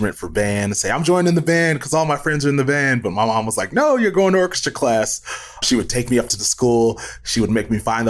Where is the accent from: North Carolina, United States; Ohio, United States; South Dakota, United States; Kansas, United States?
Ohio, United States; Cleveland; also born or lived in Chicago; I lived in Chicago. So I grew up in Cleveland. But before I moved to Cleveland, we lived in Chicago for like 3 or 4 years